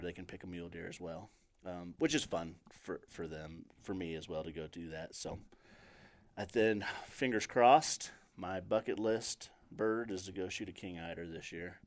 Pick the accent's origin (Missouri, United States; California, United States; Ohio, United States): Missouri, United States; Table Rock Lake / Truman Lake; moved away; I grew up on Trubin Lake